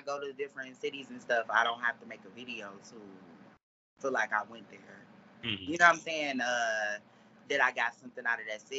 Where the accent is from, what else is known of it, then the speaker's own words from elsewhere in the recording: Detroit, Michigan, United States; I'm from Detroit.